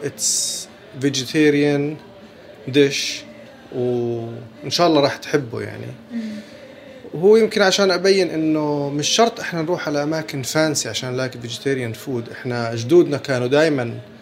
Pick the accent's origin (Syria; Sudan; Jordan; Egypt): Jordan; now in United Arab Emirates; أنا من الأردن